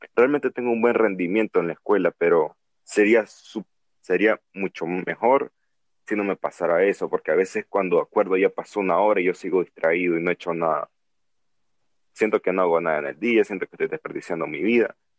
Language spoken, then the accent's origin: Spanish; Nicaragua; aquí no hay cuarentena en mi país, que es Nicaragua